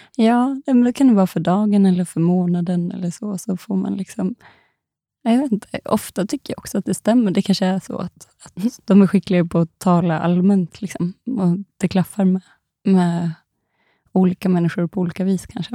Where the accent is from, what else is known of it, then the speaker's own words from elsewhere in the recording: Dalarna County, Sweden; moved away; de bor ju hemma i Dalarna